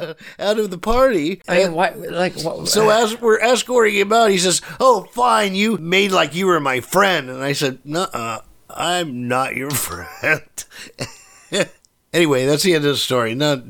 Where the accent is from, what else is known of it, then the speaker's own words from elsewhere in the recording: New York City, New York, United States; No, I was born in Queens.